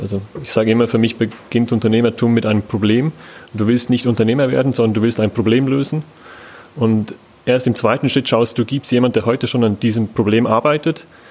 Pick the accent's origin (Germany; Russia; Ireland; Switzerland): Switzerland; ich bin selber Schweizer